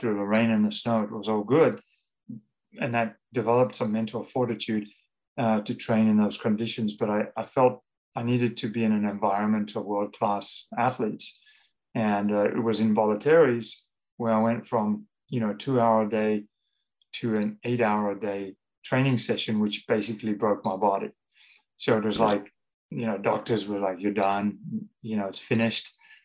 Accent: South Africa; moved away; also born or lived in London, United Kingdom / Paris, France; growing up in South Africa, we were, from small, humble beginnings

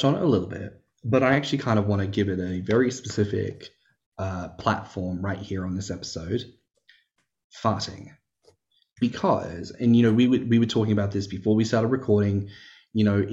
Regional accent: Australia; I'm Australian

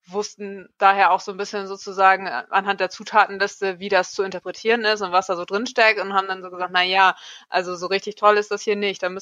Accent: Schleswig-Holstein, Germany; wir kennen uns schon seit der Schulzeit. Ähm, wir sind alle drei hier in Dithmarschen zur Schule gegangen.

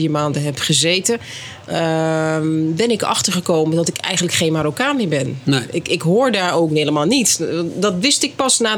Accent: Netherlands; Ja, want jij bent hier geboren en opgegroeid. Ja, en getogen.

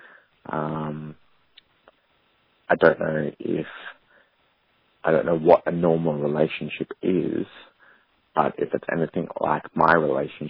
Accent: Australia; I'm from Australia.

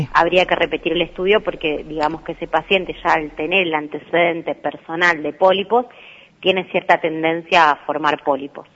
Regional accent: Rosario, Santa Fe, Argentina; moved away; also born or lived in Buenos Aires; yo soy de Rosario

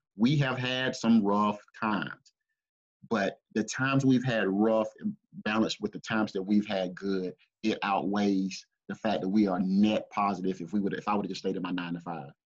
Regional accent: Greenville, South Carolina, United States; I grew up here in the Greenville, South Carolina area

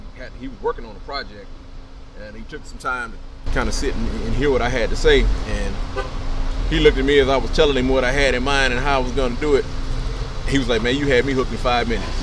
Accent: Los Angeles, California, United States; moved away as an adult; now in Atlanta, United States; I'm from Los Angeles. I grew up in L.A.

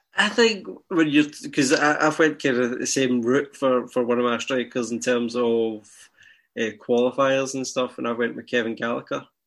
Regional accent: Scotland, United Kingdom; I feel Scottish.

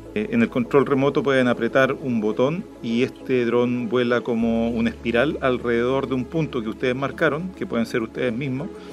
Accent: Chile; accent: Chilean; el chileno, eh, nuestra forma de hablar puede ser complicada

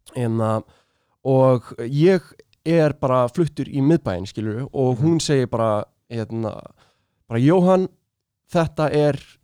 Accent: Reykjavík, Capital Region, Iceland; þegar maður er í Östubarskóla

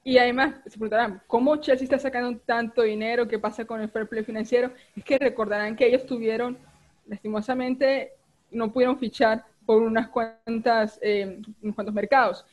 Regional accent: Colombia; nosotros como, como colombianos

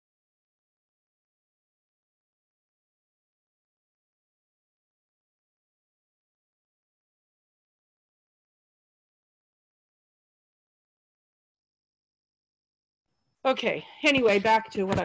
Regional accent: Seattle, Washington, United States; I grew up in Seattle

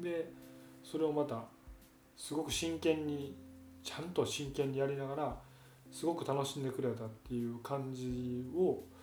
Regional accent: Hyogo, Japan; うちの奥さんの実家に行ったり自分の実家に行ったりっていう両方ともけど兵庫県内なんで

